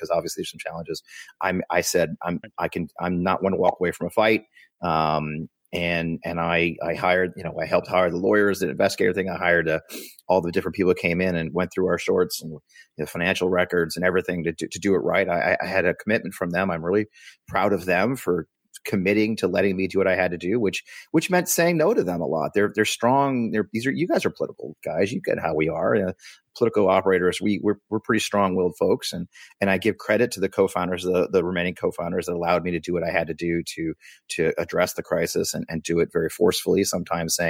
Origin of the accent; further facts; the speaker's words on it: St. Louis, Missouri, United States; moved away as an adult; also born or lived in Washington, D.C.; my hometown. I grew up here